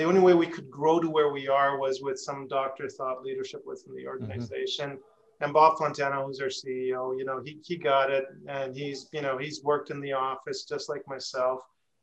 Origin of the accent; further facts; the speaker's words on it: Edmonton, Alberta, Canada; moved away as an adult; also born or lived in New York, United States / Syracuse, New York, United States; I grew up in Canada in Edmonton, Alberta